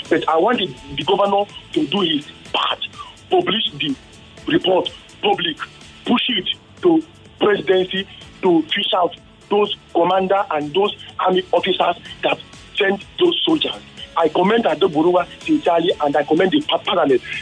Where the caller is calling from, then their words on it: Surulere, Lagos, Nigeria; I am … from Surulere.